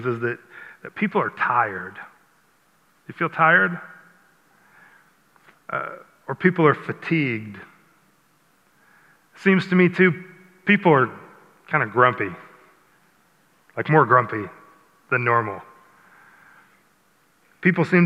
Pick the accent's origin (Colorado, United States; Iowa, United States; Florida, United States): Iowa, United States; I grew up in Iowa